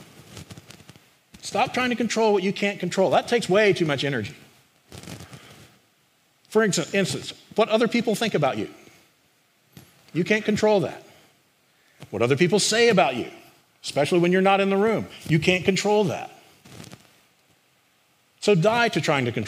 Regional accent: the Carolinas, United States; moved away; I grew up in the Carolinas

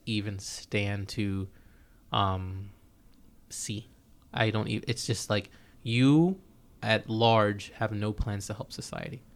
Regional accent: United States; as an American

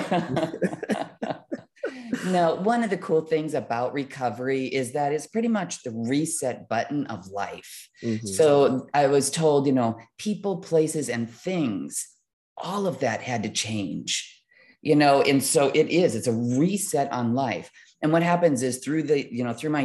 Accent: Midwest, United States; growing up in the Midwest in a semi low income family

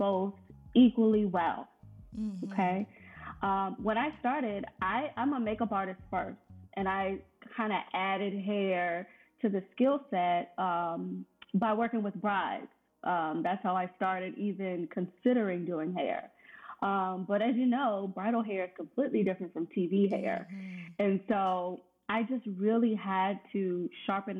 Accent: Richmond, Virginia, United States; moved away as an adult; also born or lived in Washington, D.C. area; I'm originally from Richmond and moved to the D.C. area.

